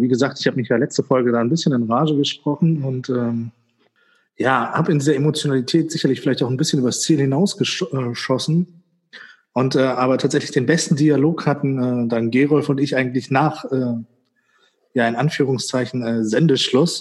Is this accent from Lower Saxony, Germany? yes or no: yes; Göttingen, Lower Saxony, Germany; also born or lived in Witzenhausen; Bei mir dann Göttingen